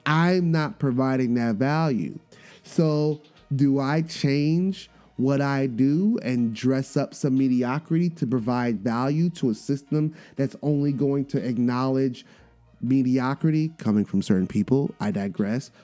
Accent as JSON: {"language": "English", "region": "New York", "country": "United States", "accent": "New York", "said": "my New York accent just slips out"}